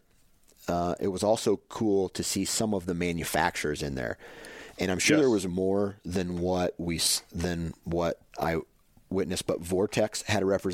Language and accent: English; Iowa, United States; I grew up in Iowa where there was hardly any public land to hunt